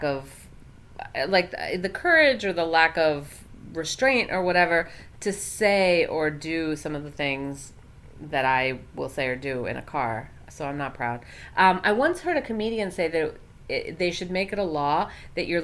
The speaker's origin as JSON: {"language": "English", "country": "United States", "tie": "born or raised there", "said": "I grew up around New York City, and I have driven a lot in New York"}